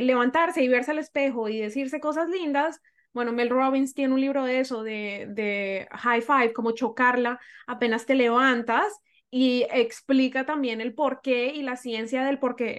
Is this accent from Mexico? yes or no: no; Colombia; moved away as an adult; now in Toronto, Canada; crecí en Colombia, en una cultura que amo